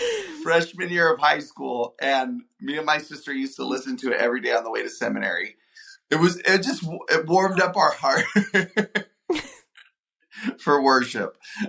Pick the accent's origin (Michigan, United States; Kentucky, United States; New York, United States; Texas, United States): Texas, United States; Houston; No, I love my hometown, so I love brisket, but also...